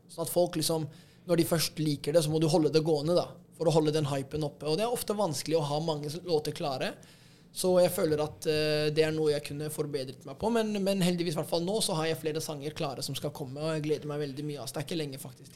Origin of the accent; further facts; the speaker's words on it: Oslo, Norway; det er jo her jeg har vokst opp